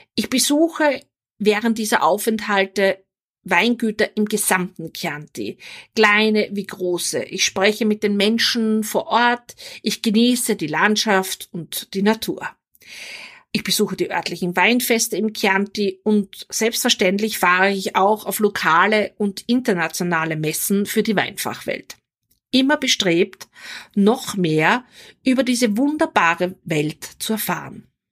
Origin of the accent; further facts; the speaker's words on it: Vienna, Austria; also born or lived in Weinviertel, Austria; now in Salzburg, Austria; Geboren und aufgewachsen bin ich in Wien